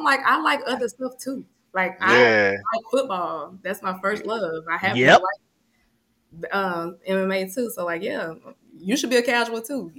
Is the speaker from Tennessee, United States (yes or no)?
yes; Memphis, Tennessee, United States; I'm from Memphis, Tennessee.